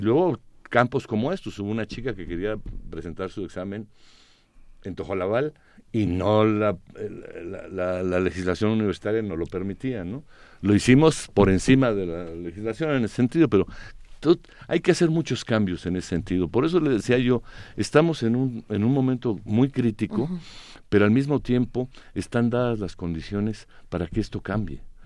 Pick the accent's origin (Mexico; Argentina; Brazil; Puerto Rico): Mexico; Mexico City; por qué somos chilangos si esto es el anáhuac